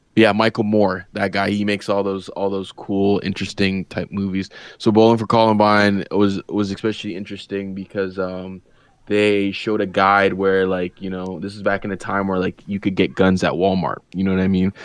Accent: Canada; as a Canadian

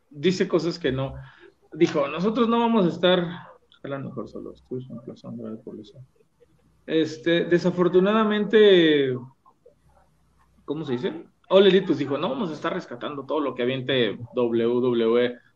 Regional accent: Celaya, Guanajuato, Mexico; Celaya, Guanajuato.

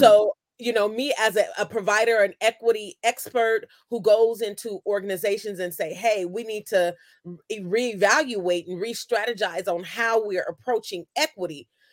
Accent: Oakland, California, United States; also born or lived in Sacramento, California; I grew up in Oakland, and k, transplanted to Sacramento into the Meadowview neighborhood

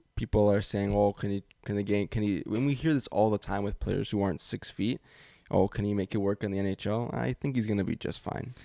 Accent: Canada; being Canadian

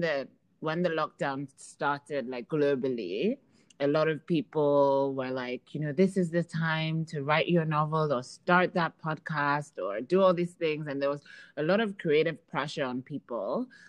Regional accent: Nigeria; also born or lived in United Kingdom; now in Dubai, United Arab Emirates; So, okay, so for me, I'm Nigerian, and I was born in the UK, and I went to school in both Nigeria and England, and now I live in Dubai.

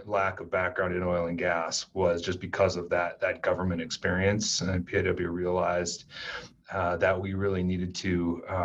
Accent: Casper, Wyoming, United States; moved away as an adult; also born or lived in Minnesota / Washington, D.C.; I grew up in Casper, went to Natrona County High School

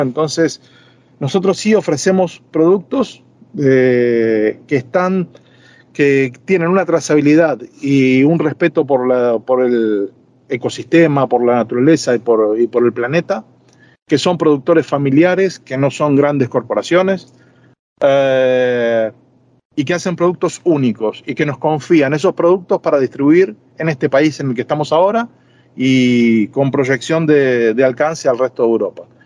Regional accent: Buenos Aires, Argentina; moved away as an adult; also born or lived in Madrid, Spain; now in Marbella, Spain; mi país de origen, Argentina. Yo siempre me voy a sentir argentino

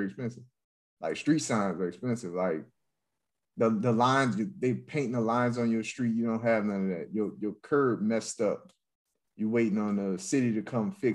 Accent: Louisiana, United States; now in Texas, United States; I'm from Louisiana

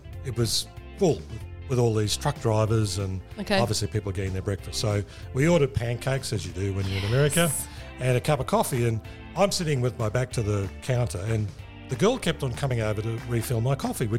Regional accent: Australia; I as the Aussie

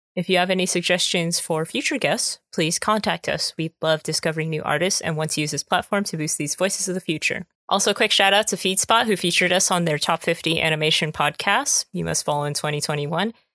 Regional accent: United States; I'm definitely more American

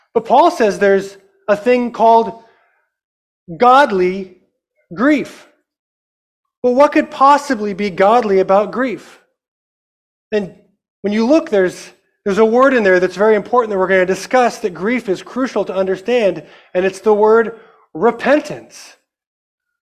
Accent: Amarillo, Texas, United States; I am from Amarillo, Texas. I'm very proud of the fact that I'm from Texas.

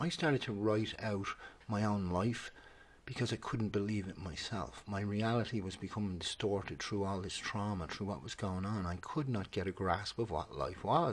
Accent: Skerries, Leinster, Ireland; It's out by Skerries, Loughshinney, Skerries, North County Dublin

